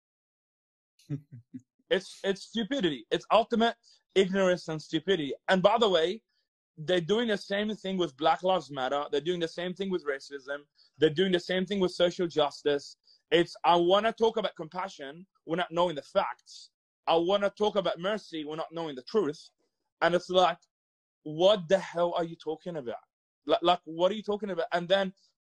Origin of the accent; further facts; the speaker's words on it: Egypt; also born or lived in Thailand; now in Australia; I grew up in Egypt